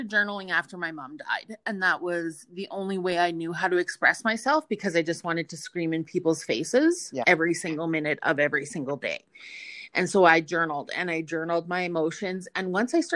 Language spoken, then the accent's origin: English; Yorkton and Melville, Saskatchewan, Canada; we grew up in Yorkton and in Melville